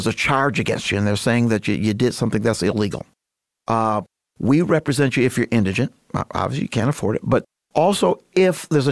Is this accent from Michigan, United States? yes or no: yes; Grand Rapids, Michigan, United States; moved away as an adult; now in Muskegon, United States; I was born and raised in Grand Rapids, grew up on the southeast side.